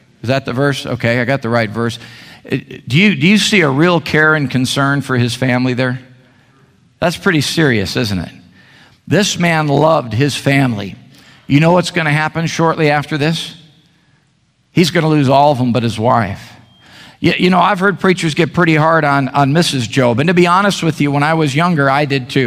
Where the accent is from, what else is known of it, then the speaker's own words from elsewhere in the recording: Chicago, Illinois, United States; now in Meridian, United States; my wife and I were born and raised in the Chicago area